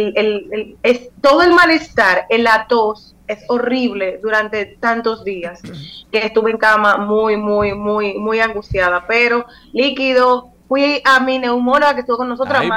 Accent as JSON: {"language": "Spanish", "town": "Higüey", "region": "La Altagracia", "country": "Dominican Republic", "said": "de Higüey, porque yo también soy de allá"}